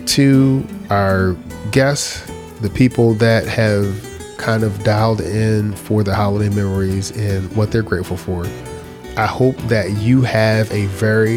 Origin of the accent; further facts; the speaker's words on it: Philadelphia, Pennsylvania, United States; growing up in Philadelphia